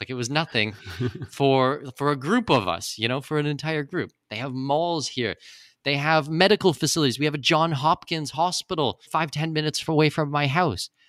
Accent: Canada; moved away as an adult; also born or lived in Middle East / Australia / New Zealand / Singapore; now in Panama; I was born in Canada. I'm a Canadian citizen

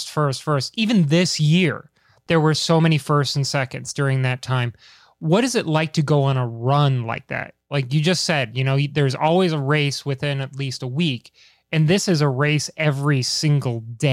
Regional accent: Washington, District of Columbia, United States; in my hometown in DC

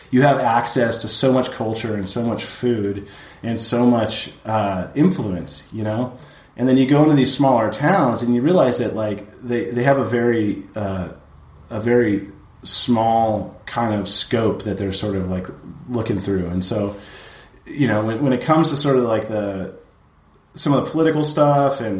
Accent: Oxnard, California, United States; the friend set that you have growing up in Oxnard, where you actually like grow up with these guys that end up becoming like really shady people.

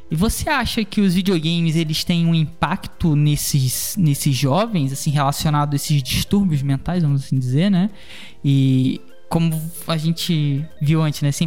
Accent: Rio de Janeiro, Brazil; É, eu sou do Rio de Janeiro, né? E o Brasil vive, vive uma guerra civil, né, cara?

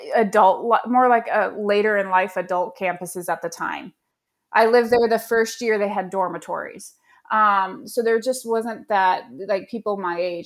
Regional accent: Colorado Springs, Colorado, United States; I grew up in Colorado Springs

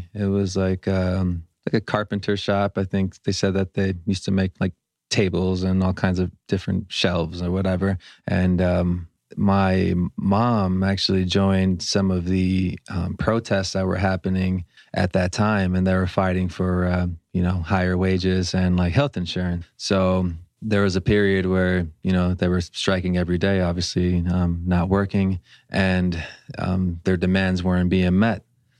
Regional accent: Los Angeles, California, United States; Yeah, I was born in LA.

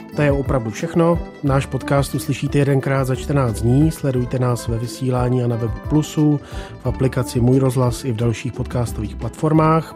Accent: Czechia; my jsme taky Češi

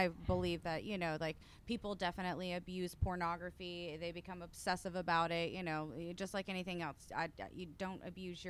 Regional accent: Ocala, Florida, United States; also born or lived in Bowling Green, Kentucky; I'm from northern Florida, a very country little town, if you will. I'm from Ocala

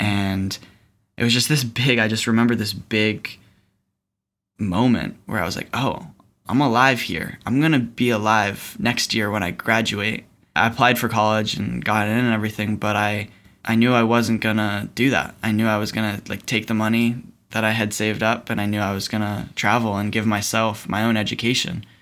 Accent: East Coast, United States; growing up on the East Coast, going to public school.

